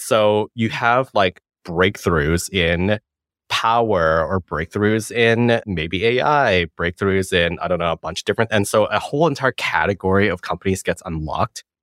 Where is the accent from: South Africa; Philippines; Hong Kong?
Hong Kong; moved away; I was born in Hong Kong, go back all the time, saw family there